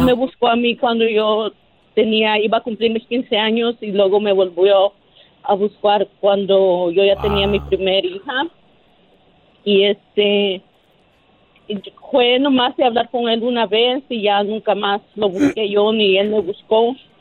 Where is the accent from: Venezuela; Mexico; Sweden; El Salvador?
El Salvador; now in United States; nosotros somos nacidos, bueno, ah, somos de El Salvador. Eh, ella me dejó a mí muy pequeña y se vino para acá